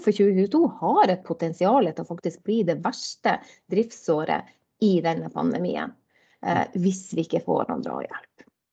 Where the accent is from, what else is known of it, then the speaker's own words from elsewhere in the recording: Fauske, Nordland, Norway; also born or lived in Bodø; now in Drammen, Norway; jeg er, jo, born and bred. Da, sånn jeg er jo, jeg jo eh, bodøværing, eller fauskeværing egentlig